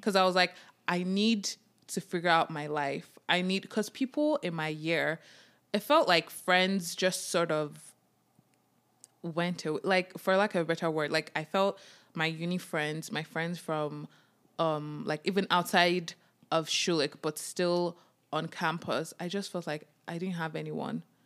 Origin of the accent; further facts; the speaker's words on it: Nigeria; now in Canada; As a Nigerian immigrant, as a Nigerian child